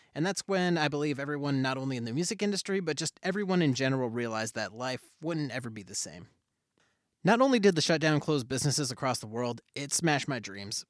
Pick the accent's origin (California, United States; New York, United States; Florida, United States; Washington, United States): Washington, United States; Olympia; being born and raised in Olympia as one of the few POC in the area